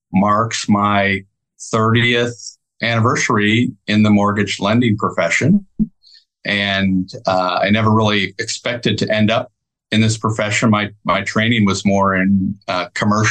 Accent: Michigan, United States; moved away as an adult; now in Texas, United States; I grew up in Michigan and went to school at University of Michigan. And when I finished, I decided I wanted to move to Texas

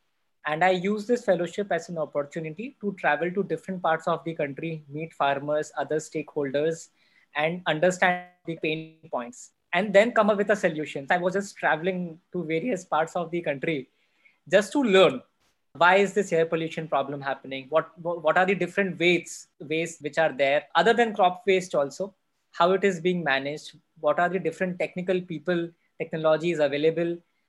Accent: North India, India; growing up in North India, it's a mindset that if people are doing engineering, they should do either computer science or electronics or electrical engineering.

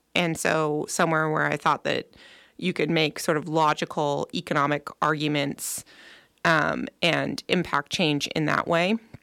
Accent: Nevada County, California, United States; moved away as an adult; also born or lived in Bay Area; Nevada County is a wonderful place to grow up. Part of the reason why I, um, brought my family back here

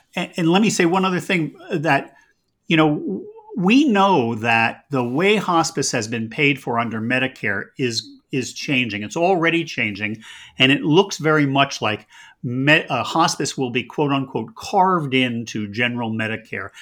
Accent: United States; I'm an American

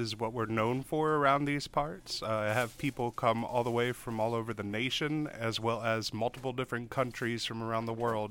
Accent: New Jersey, United States; now in Cookeville, United States; I'm from a small town in New Jersey.

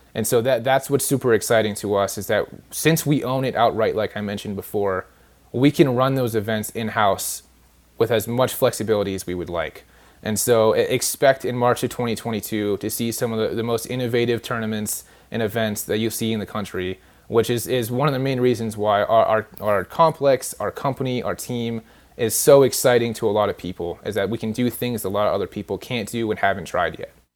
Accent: California, United States; moved away; I'm actually from California originally

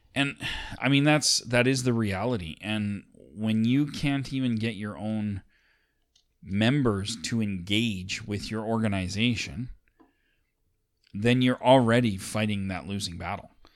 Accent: Alberta, Canada; we're two dudes from Alberta

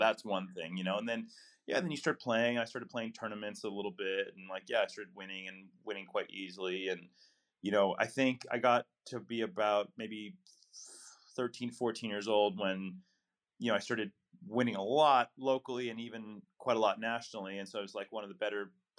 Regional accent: Midwest, United States; as a kid growing up in the Midwest, I saw myself as just an American athlete

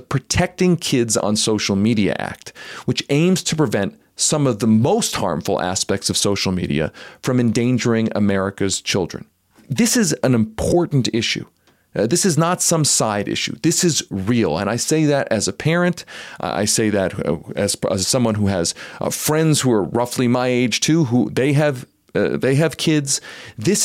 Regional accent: Philadelphia, Pennsylvania, United States; moved away as an adult; also born or lived in New Haven, Connecticut; now in Denver, United States; I was actually born in Connecticut, but being grown up in Philadelphia

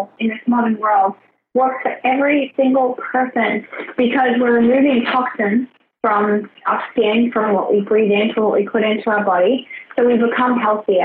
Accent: Australia; also born or lived in Brisbane; So I grew up in Australia. I grew up in Outback Australia.

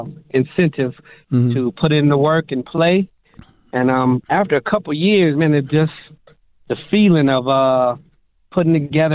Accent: Las Vegas, Nevada, United States; Born and raised Las Vegas, Nevada.

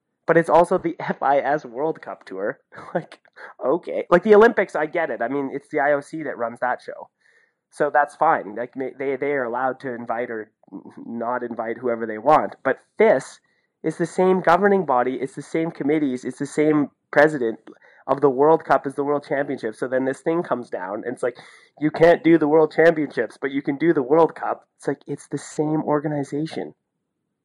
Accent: Sudbury, Ontario, Canada; I'm from Sudbury

